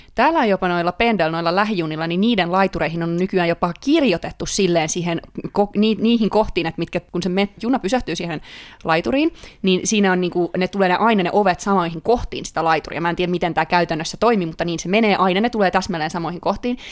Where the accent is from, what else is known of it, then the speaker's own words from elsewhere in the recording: Finland; moved away as an adult; now in Sweden; musta kuulee aina kun puhun ihmisten kanssa ruotsia, että tulen Suomesta